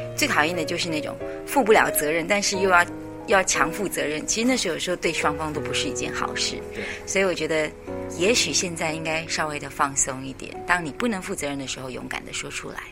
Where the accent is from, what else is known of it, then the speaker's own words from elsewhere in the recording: Taipei, Taiwan; 我的家乡台北市